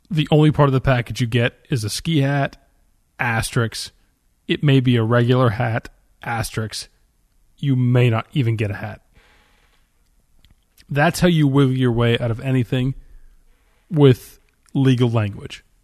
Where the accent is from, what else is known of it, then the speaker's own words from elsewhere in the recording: Philadelphia, Pennsylvania, United States; I'm from Philadelphia.